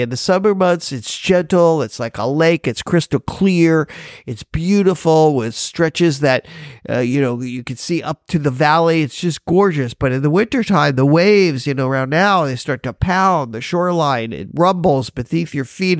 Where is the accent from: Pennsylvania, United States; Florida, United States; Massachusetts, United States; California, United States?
Florida, United States; Miami Beach; now in Hawaii, United States; I'm originally from Miami Beach